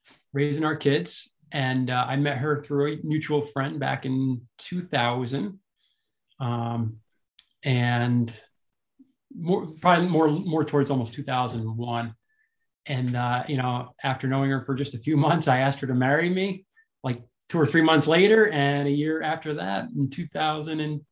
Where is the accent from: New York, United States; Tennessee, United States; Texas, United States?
New York, United States; Saratoga Springs; I grew up in Saratoga Springs, New York, just about 30 minutes north of Albany